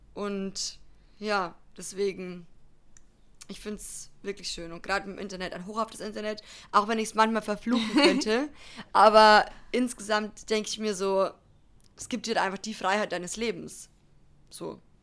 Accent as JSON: {"language": "German", "country": "Germany", "said": "bei uns in Deutschland"}